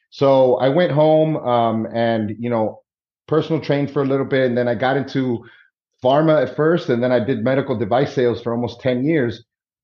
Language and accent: English; Miami, Florida, United States; also born or lived in New York City; I grew up in Miami, Florida